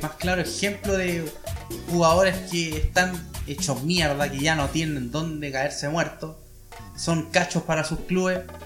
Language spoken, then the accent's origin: Spanish; Chile; acá en Chile estamos llenos de tibios.